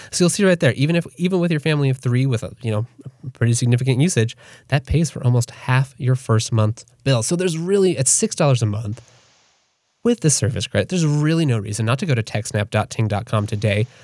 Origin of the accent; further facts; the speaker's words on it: United States; I'm an American